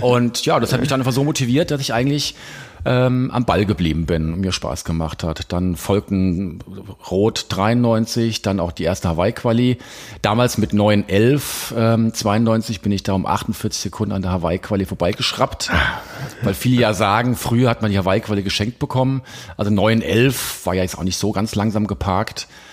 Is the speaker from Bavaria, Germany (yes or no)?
no; Hesse, Germany; moved away as an adult; also born or lived in Frankfurt / Ulm; now in Crailsheim, Germany; bin ja eigentlich Hesse